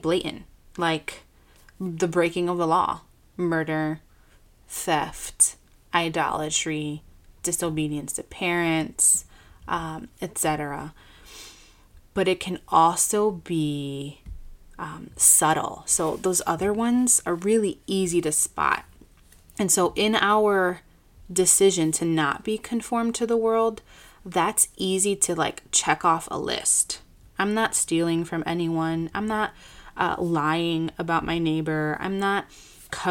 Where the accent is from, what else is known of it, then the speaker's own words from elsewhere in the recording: Chicago, Illinois, United States; I graduated from Moody Bible Institute here in my hometown in Chicago